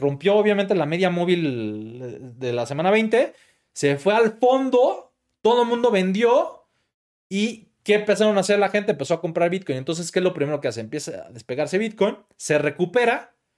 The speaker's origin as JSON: {"language": "Spanish", "country": "Mexico", "said": "como mexicano"}